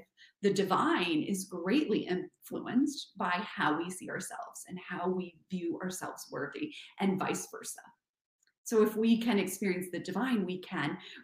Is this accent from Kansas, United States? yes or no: yes; Kansas, United States; moved away as an adult; also born or lived in New York / France; I'm from Kansas.